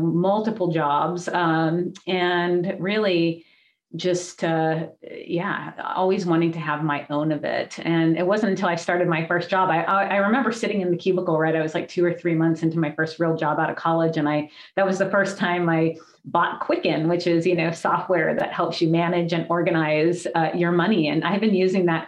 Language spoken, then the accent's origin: English; Hawaii, United States; my childhood and growing up in Hawaii, it was beautiful